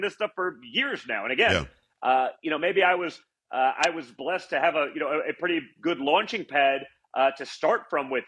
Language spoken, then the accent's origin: English; New York, United States; also born or lived in Czechoslovakia; growing up in New York